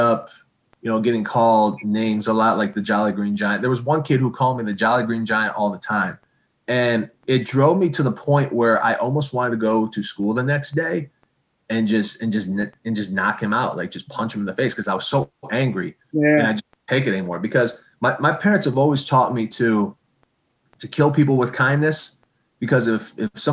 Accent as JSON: {"language": "English", "town": "Okemos", "region": "Michigan", "country": "United States", "tie": "born or raised there", "said": "Okemos as a good example where I grew up, my hometown"}